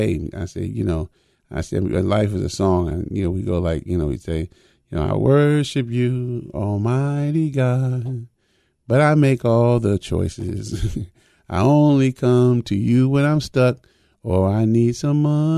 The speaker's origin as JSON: {"language": "English", "country": "United States", "tie": "born or raised there", "said": "I was born in America"}